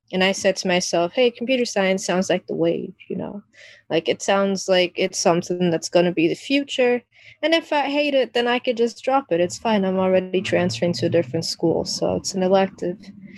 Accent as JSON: {"language": "English", "country": "Jamaica", "tie": "born there", "said": "And then my origin story is a whole mixed bag, because, you know, I was born in Jamaica."}